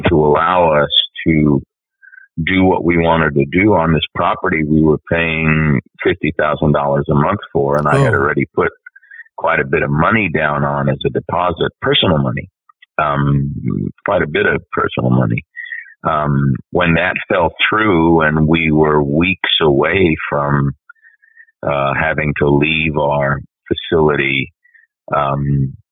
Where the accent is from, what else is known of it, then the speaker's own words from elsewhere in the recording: New York, United States; as an Italian growing up in New York, we New York Italians wrote the book on dysfunction